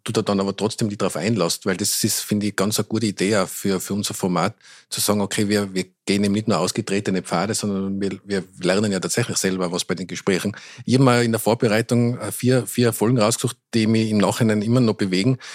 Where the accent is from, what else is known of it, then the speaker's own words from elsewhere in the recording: Tyrol, Austria; accent: Tyrolean; now in Vienna, Austria; wenn ich länger in Tirol bin, wieder viel mehr ins Tirolerische verfall